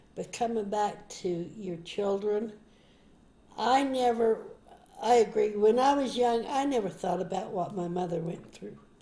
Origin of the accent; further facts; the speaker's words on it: Park City, Utah, United States; we grew up in Park City in Deer Valley.